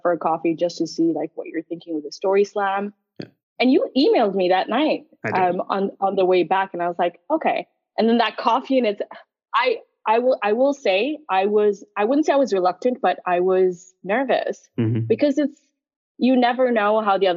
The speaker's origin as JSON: {"language": "English", "region": "Geneva", "country": "Switzerland", "tie": "born or raised there", "also_born_or_lived": "Karachi, Pakistan / London, United Kingdom / Dublin, Ireland", "moved": "yes", "said": "I left when I was 9 years old and moved to Geneva, Switzerland. And Geneva has been home turf since then."}